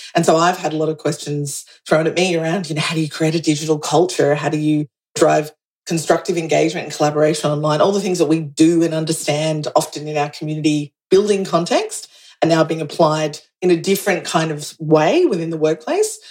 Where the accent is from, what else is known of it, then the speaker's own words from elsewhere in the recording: Australia; also born or lived in New York; I'm Australian